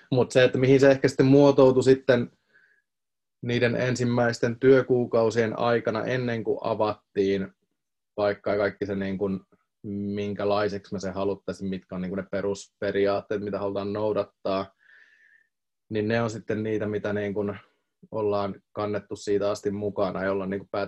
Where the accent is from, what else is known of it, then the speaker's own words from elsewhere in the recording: Tampere, Pirkanmaa, Finland; ja mä tuun Tampereelta